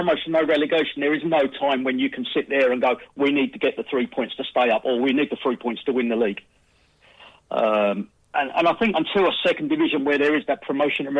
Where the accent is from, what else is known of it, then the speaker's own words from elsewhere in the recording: England, United Kingdom; as an Englishman